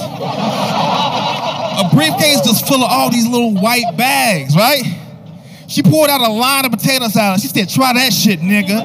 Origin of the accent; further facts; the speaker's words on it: Chicago, Illinois, United States; I'm from Chicago.